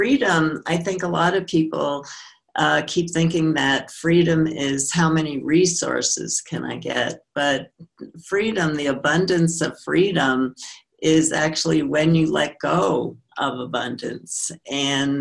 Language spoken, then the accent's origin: English; New York City, New York, United States; I grew up in New York